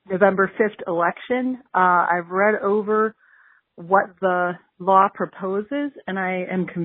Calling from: Pittsburgh, Pennsylvania, United States; I am from Pittsburgh.

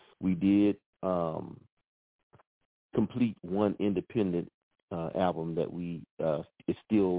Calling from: Oklahoma, United States; Well, I'm calling from Oklahoma.

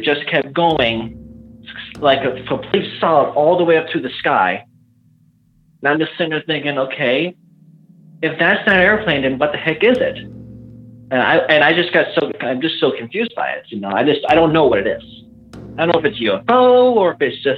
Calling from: Illinois, United States; I'm literally, I'm calling from Illinois

